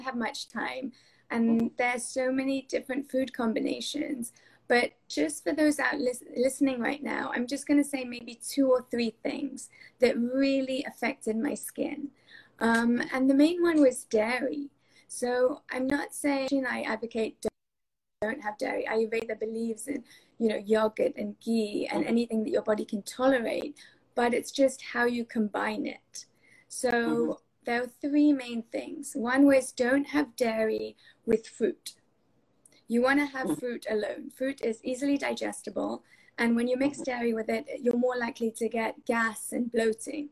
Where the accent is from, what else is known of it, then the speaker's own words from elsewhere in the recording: England, United Kingdom; moved away; I grew up in England and during my time at university over there